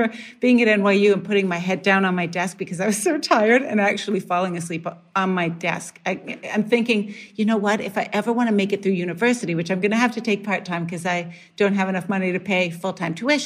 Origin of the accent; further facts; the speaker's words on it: Canada; moved away; growing up in Canada